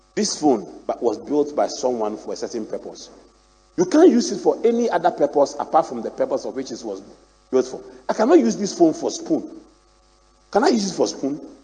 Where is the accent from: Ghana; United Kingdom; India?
Ghana; also born or lived in Akyem; I grew up in Anabraka